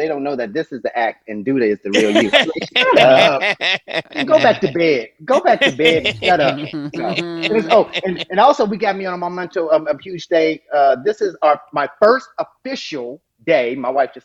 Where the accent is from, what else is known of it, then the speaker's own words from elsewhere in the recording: Dayton, Ohio, United States; moved away as an adult; also born or lived in London, England; Born and raised, Dayton, Ohio